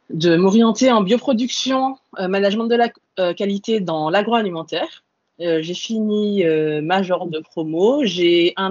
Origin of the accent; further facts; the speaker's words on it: Antilles, France; moved away as an adult; moi, je viens des Antilles. Et euh, quand je suis arrivée en France hexagonale pour faire mes études, ben, j'étais toute seule à 8000 km de mes parents